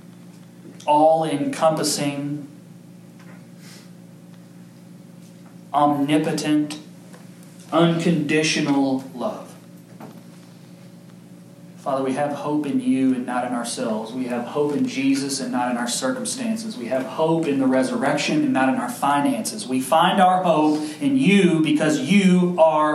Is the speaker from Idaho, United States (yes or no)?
no; Kentucky, United States; I'm from Kentucky